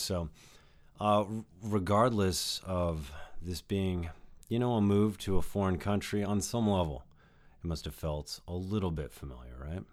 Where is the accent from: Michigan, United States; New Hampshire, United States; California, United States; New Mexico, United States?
New Mexico, United States; I spent a good time of my life, uh, growing up in New Mexico